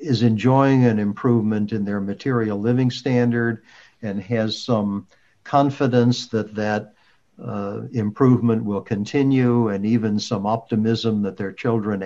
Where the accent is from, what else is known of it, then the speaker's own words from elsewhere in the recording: United States; as an American